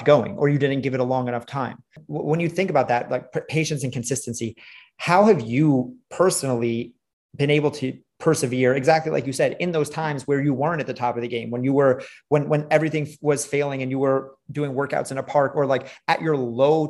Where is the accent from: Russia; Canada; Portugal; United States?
United States; New York City, New York; I grew up in New York City